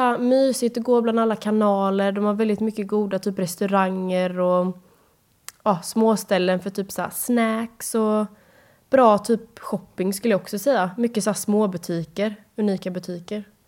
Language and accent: Swedish; Sweden; hemma i Sverige